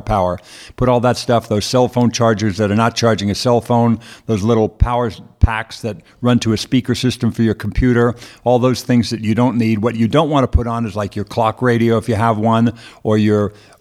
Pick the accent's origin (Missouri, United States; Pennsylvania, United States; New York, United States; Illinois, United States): New York, United States; Merrick; accent: New York; now in California, United States; I grew up in Merrick, Long Island. I went to grade school in Merrick.